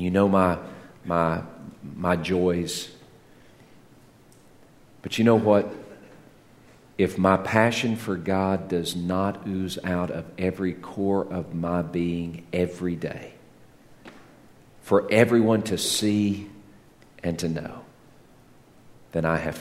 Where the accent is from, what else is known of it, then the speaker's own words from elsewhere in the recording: Texas, United States; When I was growing up in Texas